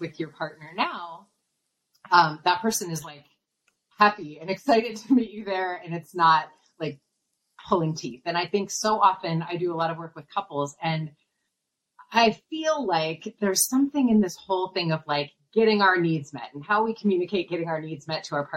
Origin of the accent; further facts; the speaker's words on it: Midwest, United States; I'm from the Midwest, and I think Midwesterners are very like, there's a sorry after everything